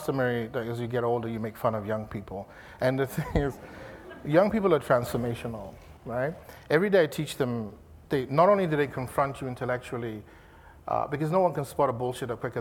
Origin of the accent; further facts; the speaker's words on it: Nigeria; moved away as an adult; also born or lived in London, United Kingdom; now in Los Angeles, United States; I moved from Nigeria to London in 92